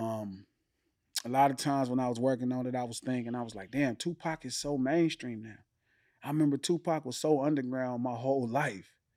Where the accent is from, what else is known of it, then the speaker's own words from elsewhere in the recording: Compton, California, United States; also born or lived in Watts, Los Angeles; Born and raised Compton